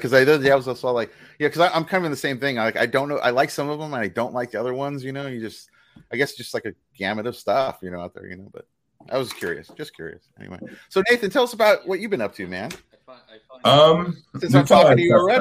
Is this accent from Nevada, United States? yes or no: yes; Las Vegas, Nevada, United States; I grew up in Las Vegas.